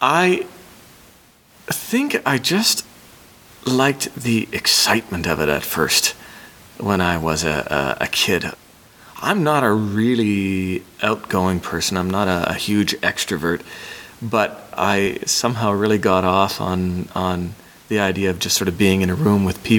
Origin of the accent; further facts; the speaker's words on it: Hamilton, Ontario, Canada; I worked for a children's theater company in my hometown of Hamilton, Ontario.